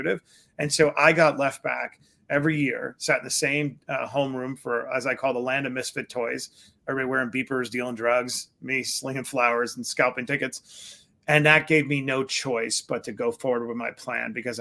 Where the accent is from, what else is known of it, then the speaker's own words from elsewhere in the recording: New York City, New York, United States; I grew up in Queens, New York, on Springfield Boulevard, Bayside.